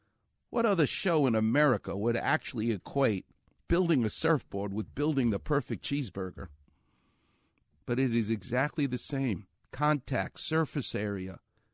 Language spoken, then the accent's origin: English; Far Rockaway, New York, United States; what they doubted was the toughness of a kid who grows up on the streets of New York. That's what I did. I'm from Far Rockaway.